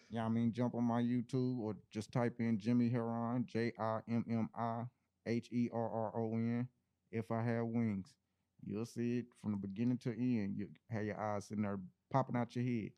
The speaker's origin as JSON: {"language": "English", "town": "Indianapolis", "region": "Indiana", "country": "United States", "said": "I'm an artist from NAP, you know, Indianapolis, Indiana"}